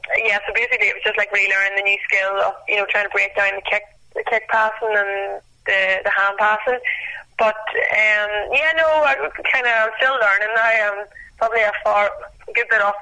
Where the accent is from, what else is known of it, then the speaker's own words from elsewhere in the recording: County Down, Northern Ireland, United Kingdom; moved away as an adult; now in Australia; where I come from